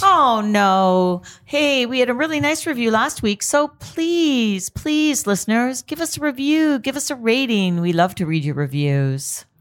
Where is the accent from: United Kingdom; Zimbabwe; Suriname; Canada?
Canada; I'm Canadian